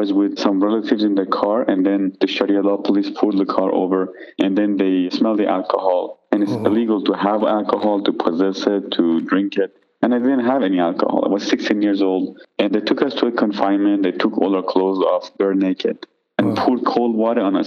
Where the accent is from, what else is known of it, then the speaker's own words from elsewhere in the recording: Iran; I grew up in Iran as a Shiite Muslim